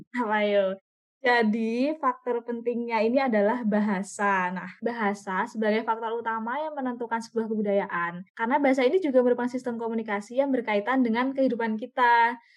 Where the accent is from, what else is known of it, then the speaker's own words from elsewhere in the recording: Yogyakarta, Special Region of Yogyakarta, Indonesia; asalku dari Yogyakarta